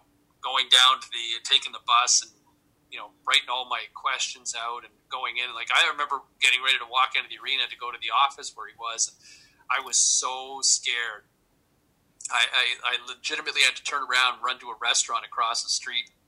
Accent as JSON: {"language": "English", "town": "Ottawa", "region": "Ontario", "country": "Canada", "tie": "born or raised there", "said": "I grew up in Ottawa."}